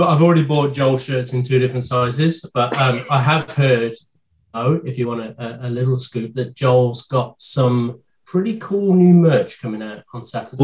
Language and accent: English; United Kingdom; a British man being brought up on uh, carry on